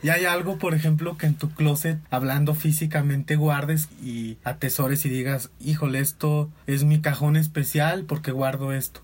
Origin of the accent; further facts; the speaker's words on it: Guadalajara, Jalisco, Mexico; yo soy de Guadalajara.